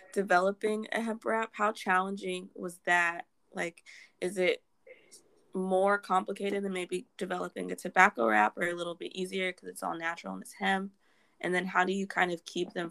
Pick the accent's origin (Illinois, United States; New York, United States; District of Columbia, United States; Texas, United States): Texas, United States; moved away; I grew up in Texas, so like Swishers were all that you smoked